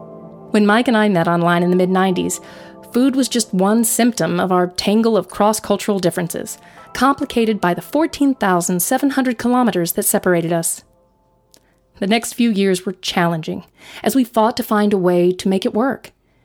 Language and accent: English; New Zealand; And I was born and raised in New Zealand